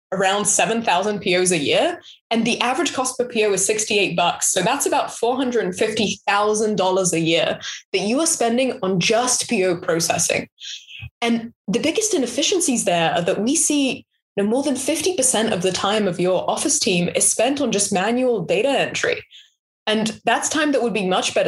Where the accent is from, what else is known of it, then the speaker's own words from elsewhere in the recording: Israel; also born or lived in London; now in United States; I grew up in Israel, and then I moved to London, and then I moved to the US